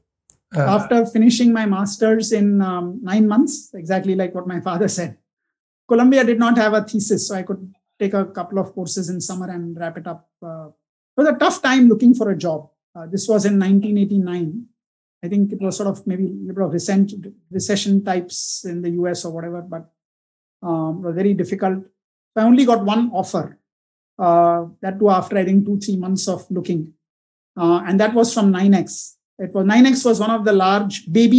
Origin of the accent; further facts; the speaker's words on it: Mumbai, Maharashtra, India; also born or lived in Pune / New York; I was born in Pune. My mom was from there. But early years were all spent in Bombay, right up till IIT Bombay